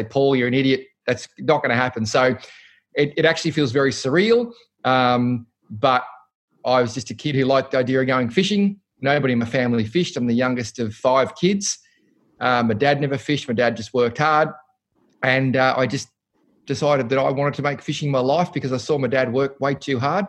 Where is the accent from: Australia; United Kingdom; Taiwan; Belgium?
Australia; Cranbourne, Victoria; we grew up in Cranbourne, St Agatha's, and went to St Francis Xavier